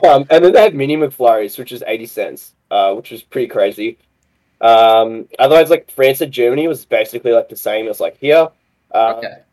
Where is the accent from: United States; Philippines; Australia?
Australia; accent: Aussie; my Aussie accent